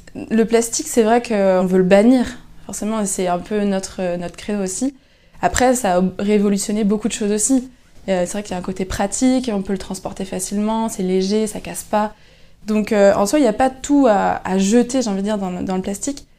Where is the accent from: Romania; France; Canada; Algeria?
France; Lannion, Brittany; Je suis originaire de Lannion.